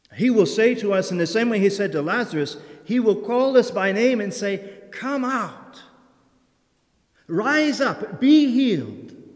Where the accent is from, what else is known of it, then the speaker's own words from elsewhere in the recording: United States; moved away; I am originally from Perry County, and where my parents live is a very, very rural and heavily wooded area